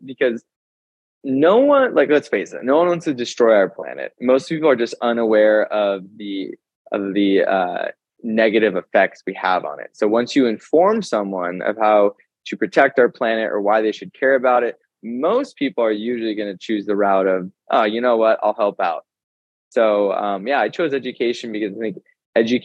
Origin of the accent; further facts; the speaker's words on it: Carlsbad, California, United States; where I grew up by in Carlsbad